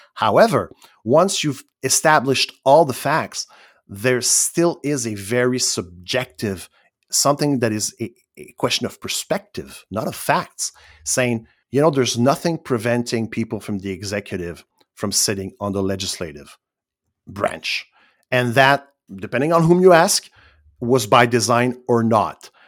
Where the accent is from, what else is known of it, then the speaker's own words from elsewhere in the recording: Quebec, Canada; I'm Canadian, and even I'm, I'm, I'm from Quebec